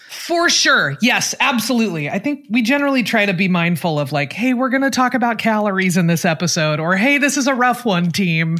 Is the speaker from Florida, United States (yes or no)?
no; Portland, Oregon, United States; moved away; I am from Portland, Oregon